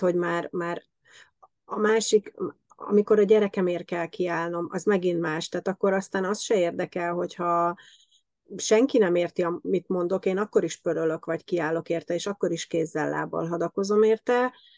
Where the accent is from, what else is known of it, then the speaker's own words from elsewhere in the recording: Hungary; moved away as an adult; now in Germany; mi hárman magyarok vagyunk